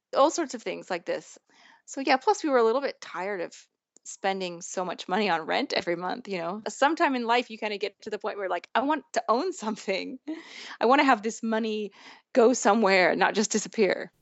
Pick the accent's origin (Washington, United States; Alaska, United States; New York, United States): Washington, United States; Mercer Island; moved away as an adult; now in Rome, Italy; the only time I've spent in my hometown since then